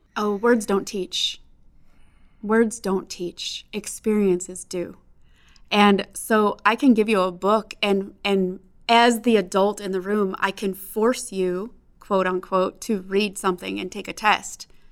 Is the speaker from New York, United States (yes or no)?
no; Chicago, Illinois, United States; now in Phoenix, United States; growing up in Chicago